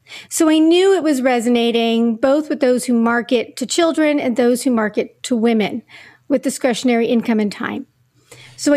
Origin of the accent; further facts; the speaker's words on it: Montreal, Quebec, Canada; moved away as an adult; now in New York, United States; I grew up in Montreal, Canada. I moved to the States in 93 after graduating.